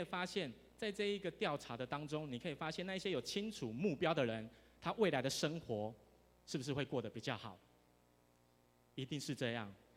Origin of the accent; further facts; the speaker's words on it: Tainan, Taiwan; first language Mandarin; 我虽然住在台南，可是我从小都中，都讲华语